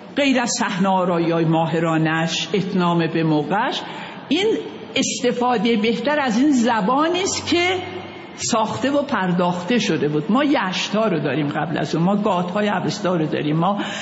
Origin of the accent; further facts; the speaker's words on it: Khoy, West Azerbaijan, Iran; moved away; also born or lived in Tehran / Kashmar; من در شهر خوی دنیا آمدم خوی یه شهری در شهر آذربایجان